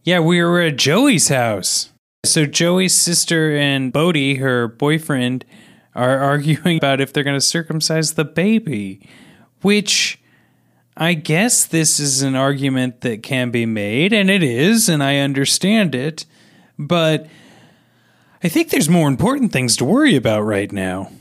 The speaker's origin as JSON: {"language": "English", "town": "Kansas City", "country": "United States", "tie": "born or raised there", "said": "growing up in Kansas City"}